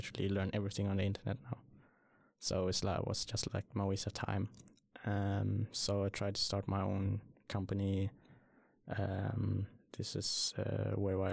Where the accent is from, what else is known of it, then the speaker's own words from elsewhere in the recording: Sweden; also born or lived in Surin, Thailand; I came to Sweden when I was like 4 or 5, I think.